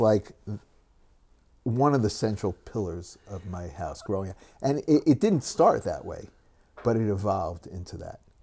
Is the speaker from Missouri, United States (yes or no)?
no; Great Neck, New York, United States; moved away as an adult; also born or lived in Douglaston, Queens, New York / Brooklyn / Boca Raton; now in Israel; we moved to Great Neck when I was, uh, five years old